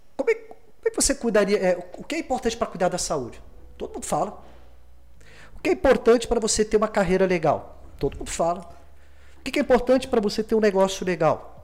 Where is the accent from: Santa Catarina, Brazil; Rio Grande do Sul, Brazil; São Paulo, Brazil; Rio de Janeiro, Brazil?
Rio de Janeiro, Brazil; Eu venho do Morisem Simples, morei entre duas favelas, subúrbio do Rio